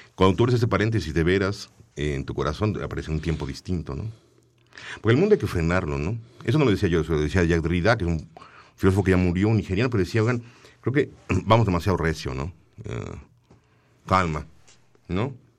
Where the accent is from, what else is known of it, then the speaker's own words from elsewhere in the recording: Tlalnepantla, State of Mexico, Mexico; Yo nací en Tlalnepantla, en el Estado de México